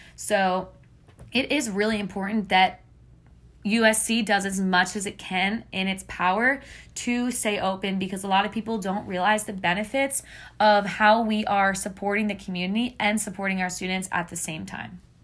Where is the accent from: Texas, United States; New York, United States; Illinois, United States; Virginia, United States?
New York, United States; Long Island; moved away as an adult; also born or lived in Columbia, South Carolina; now in South Carolina, United States; I am from Long Island, New York